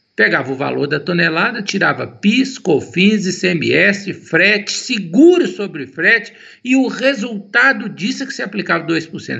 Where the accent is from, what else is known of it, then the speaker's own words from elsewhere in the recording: Itabirito, Minas Gerais, Brazil; Eu sou natural de Itabirito